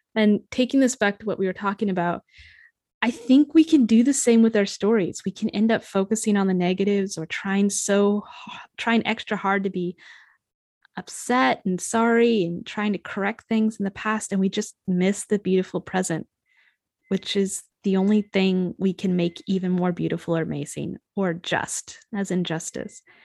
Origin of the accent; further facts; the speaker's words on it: United States; I was certainly raised more American Irish